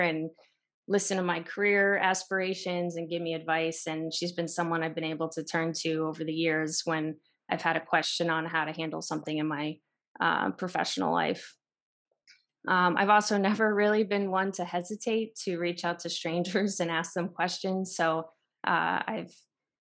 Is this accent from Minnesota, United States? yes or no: no; the Poconos, Pennsylvania, United States; moved away as an adult; also born or lived in Chicago / Denver; I grew up in the Poconos, kind of rural town